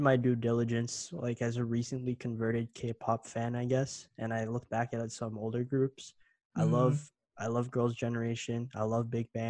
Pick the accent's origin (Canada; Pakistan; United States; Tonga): Canada; I grew up here in Canada